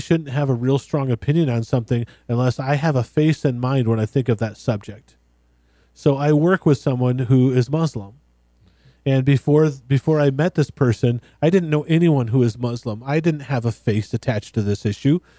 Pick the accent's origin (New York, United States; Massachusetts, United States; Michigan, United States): Michigan, United States; West; really right wing, white, conservative Christian boy growing up in West Michigan